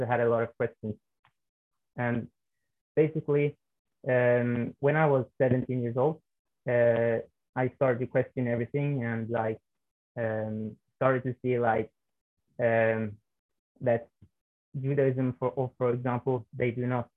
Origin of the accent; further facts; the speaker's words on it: Norway; I was born and raised in Norway